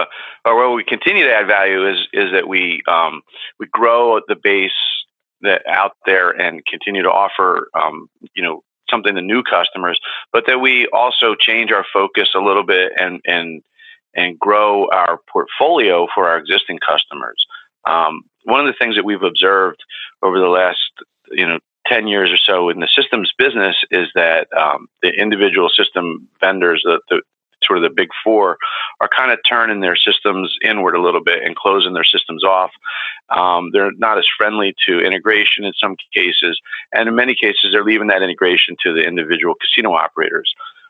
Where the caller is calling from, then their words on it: Galloway, New Jersey, United States; I'm calling from Galloway, New Jersey, which is just outside of Atlantic City. And that's the market I started out in gaming. And I still live here and pretty close to the shore and really love this area.